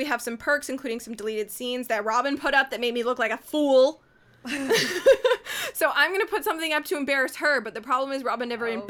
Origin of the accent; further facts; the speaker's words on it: Canada; we're all Canadian